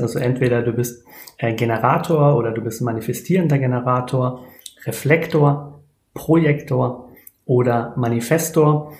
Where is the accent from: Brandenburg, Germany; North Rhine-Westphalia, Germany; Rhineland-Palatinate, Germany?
Rhineland-Palatinate, Germany; near Speyer; ich komme aus der Nähe von Speyer